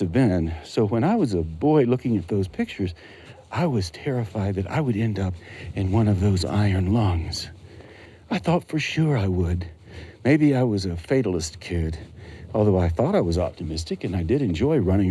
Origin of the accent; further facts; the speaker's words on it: Western North Carolina, United States; When I was growing up in Western North Carolina, back in the 50s and the 60s, I was a boy back then